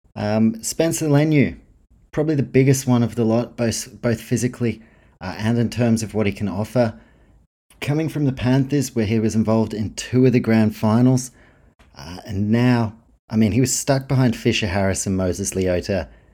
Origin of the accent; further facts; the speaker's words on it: New Zealand; me being a Kiwi.